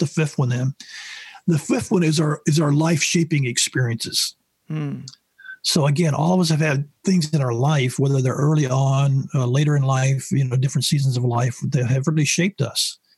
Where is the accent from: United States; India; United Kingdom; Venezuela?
United States; the South; I grew up in the South